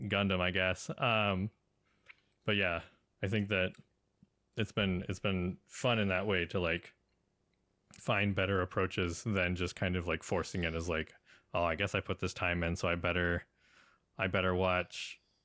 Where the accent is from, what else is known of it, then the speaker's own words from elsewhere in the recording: Portland, Oregon, United States; I'm from Portland